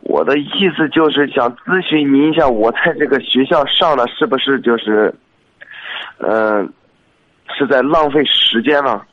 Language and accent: Chinese; Xuzhou, Jiangsu, China; 我是徐州的